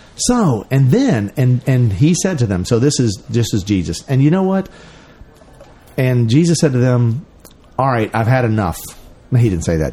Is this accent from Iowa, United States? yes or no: no; Memphis, Tennessee, United States; Memphis, Tennessee, home of Elvis